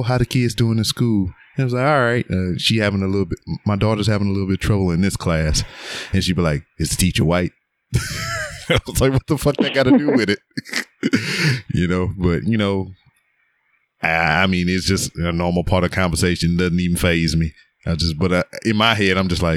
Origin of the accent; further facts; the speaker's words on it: Lake Charles, Louisiana, United States; moved away; I was born and raised in Lake Charles, Louisiana